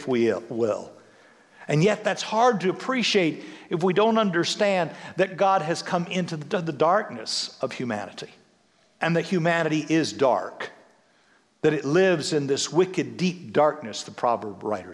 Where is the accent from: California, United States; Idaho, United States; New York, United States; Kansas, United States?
Kansas, United States; Severy; being a kid growing up in Severy, Kansas